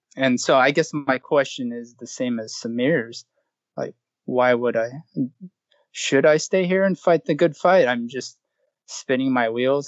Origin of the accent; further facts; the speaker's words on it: Southern California, United States; I grew up in Southern California